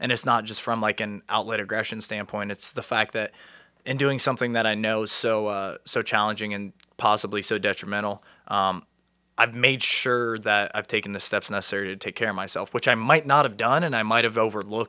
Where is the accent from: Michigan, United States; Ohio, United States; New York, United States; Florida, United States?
Ohio, United States; New Lexington; I'm from New Lexington, Ohio. It's down by Hocking Hills area. Small town vibes.